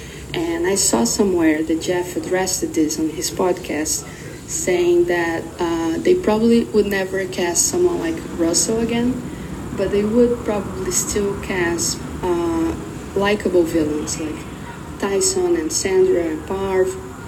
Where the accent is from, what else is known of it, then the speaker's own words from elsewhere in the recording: Brazil; English is a second language; I'm from Brazil.